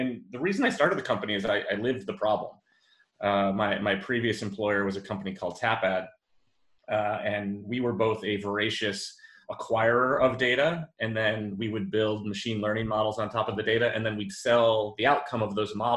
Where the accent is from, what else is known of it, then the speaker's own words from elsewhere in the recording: Western New York, United States; growing up in Western New York